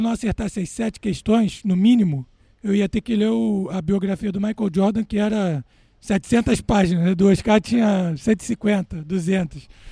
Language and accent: Portuguese; Rio de Janeiro, Brazil; Rio de Janeiro. Exatamente. Cidade onde eu nasci e que eu mais gosto realmente.